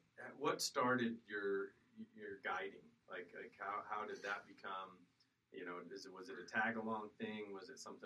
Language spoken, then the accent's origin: English; Lake McConaughy, Nebraska, United States; I was spoiled at an early age because I grew up on McConaughey.